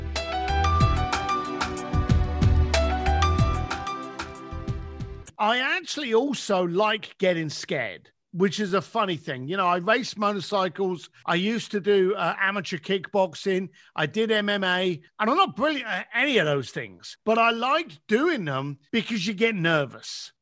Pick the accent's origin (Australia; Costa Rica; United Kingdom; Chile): United Kingdom; London; moved away; my mum and dad, who still lived in the same house that I was raised up in in England.